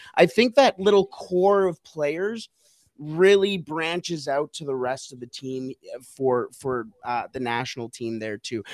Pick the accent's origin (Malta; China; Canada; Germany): Canada; as a Canadian